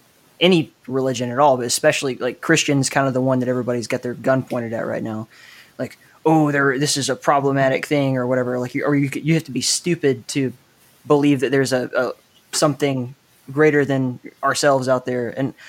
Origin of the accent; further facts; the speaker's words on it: Southeast, United States; I mean, I grew up in the Southeast too